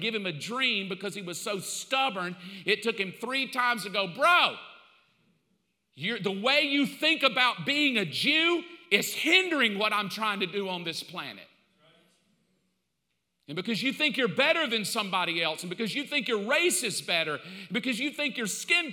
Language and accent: English; the South, United States; I grew up in the South. I know. I mean, I grew up in the 60s and 70s in the South.